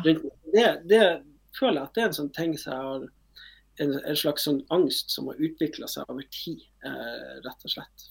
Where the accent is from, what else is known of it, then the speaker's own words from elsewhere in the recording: Northern Norway, Norway; og vi er jo nordlendinger